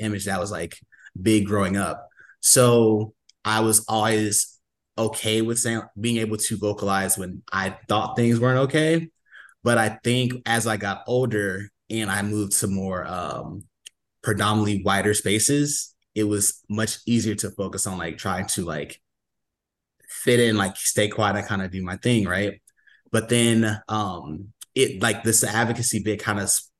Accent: St. Louis, Missouri, United States; I'm from the St. Louis area

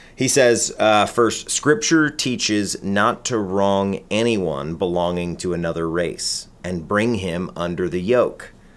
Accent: United States; we as American Christians

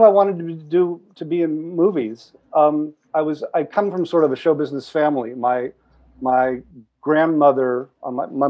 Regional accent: Pasadena, California, United States; I grew up locally. A few miles away. I grew up in Pasadena.

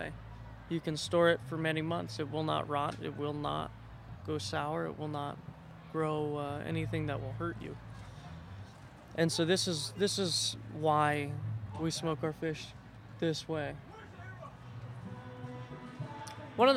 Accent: Kenai, Alaska, United States; I'm Kenaitse Indian and Siberian Yupik Eskimo from Kenai, Alaska

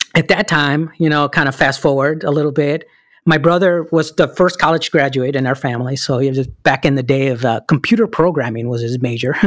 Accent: Chicago, Illinois, United States; English is a second language; moved away as an adult; born and raised in Chicago, Illinois

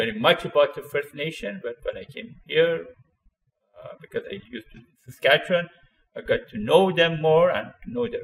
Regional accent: Iran; moved away as an adult; also born or lived in Regina, Canada; now in Canada; I'm originally from Iran, which I emigrated to Canada in 1972

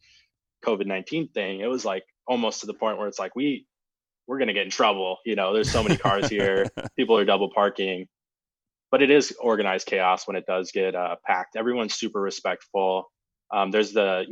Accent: Auburn, Washington, United States; also born or lived in North Dakota / Seattle; I grew up in Auburn, Washington

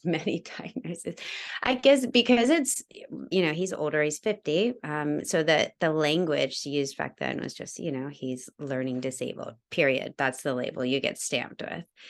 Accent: Georgia, United States; moved away; also born or lived in New York; I am originally from New York. I grew up in Georgia, though

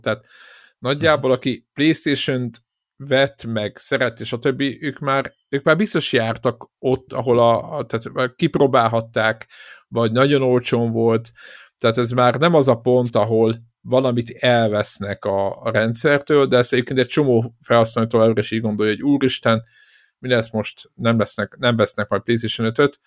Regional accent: Szeged, Csongrád-Csanád, Hungary; mi szegediek vagyunk

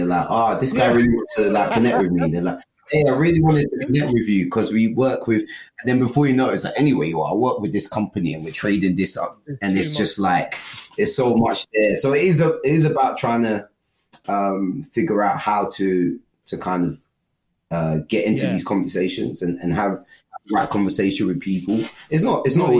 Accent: London, United Kingdom; I grew up in London. I've always been from London

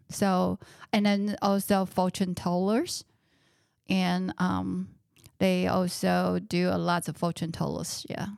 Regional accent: Taiwan; now in United States; I was born in Taiwan and I grew up in Taiwan.

